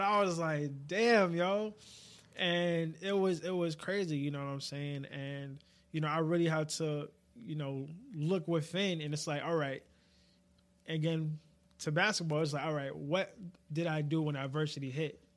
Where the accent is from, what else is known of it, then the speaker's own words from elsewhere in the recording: New York, United States; being a New Yorker